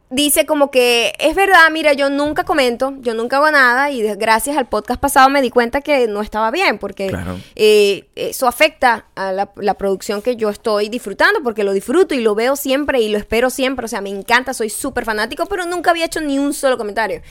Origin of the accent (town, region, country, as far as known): Venezuela